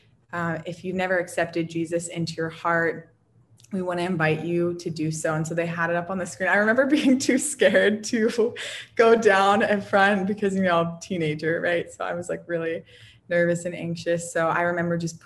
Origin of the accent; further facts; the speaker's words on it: New Castle, Pennsylvania, United States; I am from Pennsylvania, a small little town called Newcastle. And I ended up growing up there for a period of time.